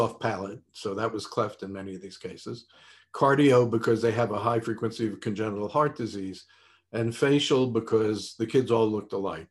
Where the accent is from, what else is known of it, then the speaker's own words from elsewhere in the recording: New York City, New York, United States; I was born in Brooklyn in a very nice, tight family.